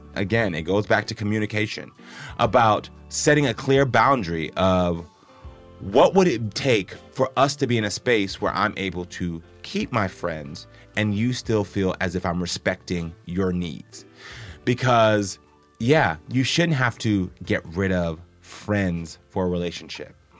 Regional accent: Jamaica; I'm Jamaican, so, you know, when I take Ian to Jamaica all the time

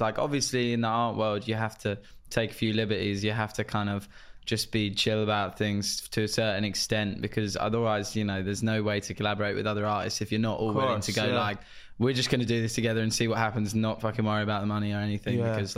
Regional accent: Cheshunt, East of England, United Kingdom; my hometown, Cheshunt

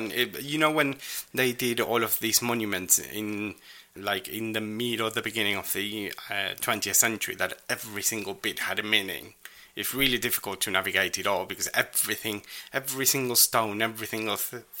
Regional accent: Rosario, Santa Fe, Argentina; in my hometown, and there's a whole flag memorial.

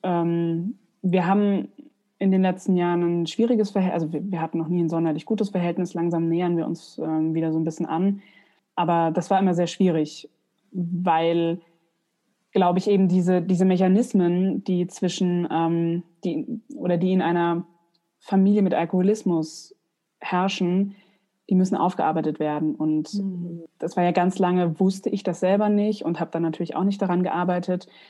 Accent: Aschaffenburg, Bavaria, Germany; moved away as an adult; now in Mainz, Germany; habe ich in meiner Heimatstadt Aschaffenburg ähm, an verschiedenen Häusern gearbeitet

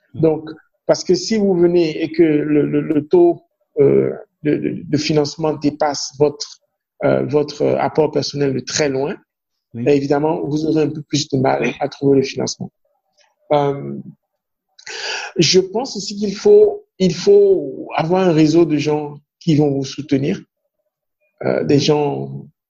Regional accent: Ouidah, Atlantique, Benin; first language Fon; French is a second language; ma langue maternelle, ou bien ma langue, c'est le fond. Hein. Donc, je suis fond euh, mhm. de Ouida

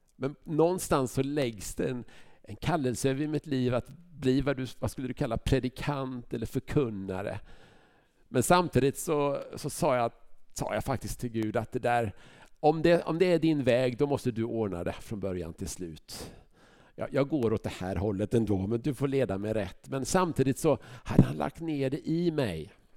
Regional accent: Huskvarna, Jönköping County, Sweden; now in Vänersborg, Sweden; Jag växte upp i Huskvarna

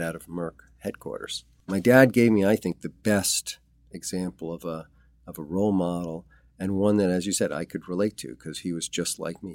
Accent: New York City, New York, United States; also born or lived in Manhattan / Bronx; I was born in Manhattan. And I lived all over, but mostly in Queens. I grew up closer towards the city in the Astoria area

